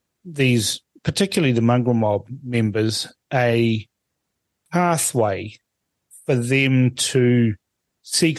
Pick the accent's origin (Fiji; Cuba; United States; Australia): Fiji; Suva, Central Division; now in New Zealand; I was born in Fiji, and and I go back to Fiji, and I usually just go to Suva because that's where I was born